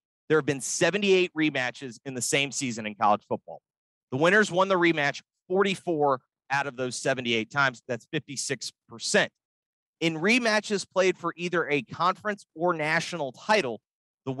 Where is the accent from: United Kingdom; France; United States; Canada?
United States; the South; moved away as an adult; also born or lived in California; I grew up in the South and I grew up consuming all sports